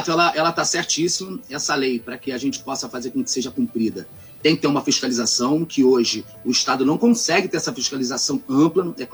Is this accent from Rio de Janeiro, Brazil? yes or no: yes; Angra dos Reis, Rio de Janeiro, Brazil; que sou daqui da Diangra do Reis, sou da região Costa Verde